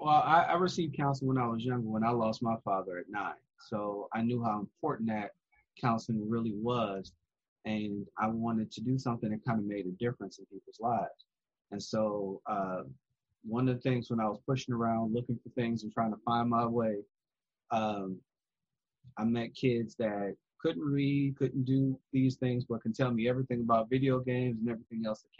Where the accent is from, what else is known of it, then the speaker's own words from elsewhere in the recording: Chicago, Illinois, United States; now in Hot Springs, United States; I'm originally from Chicago, transplant to Hot Springs, Arkansas